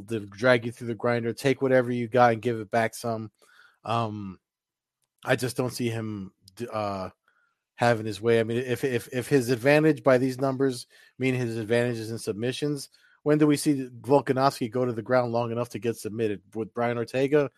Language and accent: English; New Jersey, United States; New Jersey, my home state.